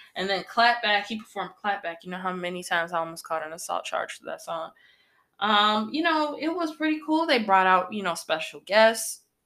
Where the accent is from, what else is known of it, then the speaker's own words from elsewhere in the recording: Northern Illinois, United States; here in Illinois, um, I'm from Upper Illinois, Northern Illinois